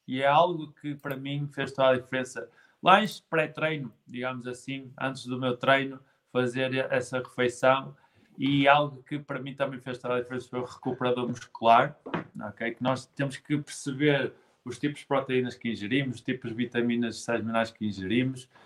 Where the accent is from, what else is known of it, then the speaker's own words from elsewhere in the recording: Guimarães, Norte, Portugal; eu sou de Guimarães